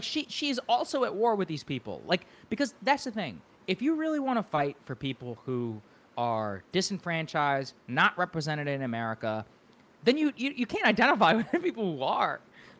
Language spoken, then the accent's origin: English; Texas, United States; I'm from Texas